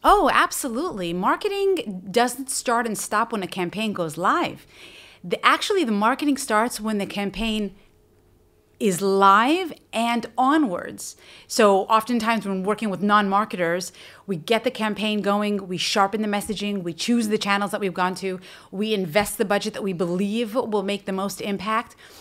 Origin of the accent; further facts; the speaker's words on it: United States; moved away as an adult; now in Israel; as an American, now living in Israel for we, well over a decade